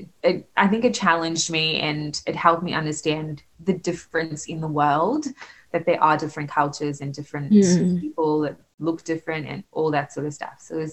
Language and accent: English; Australia; also born or lived in South Africa; So I grew up in Australia. I'm very Australian, and that's sort of my heritage as South African.